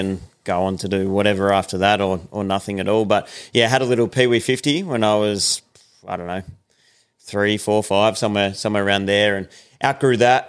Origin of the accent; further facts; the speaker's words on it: Sydney, New South Wales, Australia; I was born in Sydney